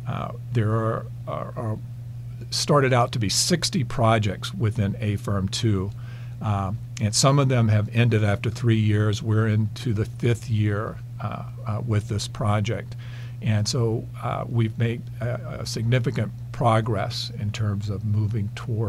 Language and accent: English; North Carolina, United States; moved away as an adult; also born or lived in Nebraska; my home state is North Carolina, so it was moving back home